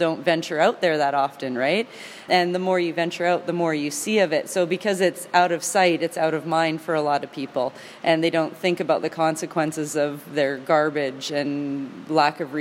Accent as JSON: {"language": "English", "country": "Canada", "also_born_or_lived": "Vancouver area / Campbell River, British Columbia", "said": "I'm always proud to travel as a Canadian"}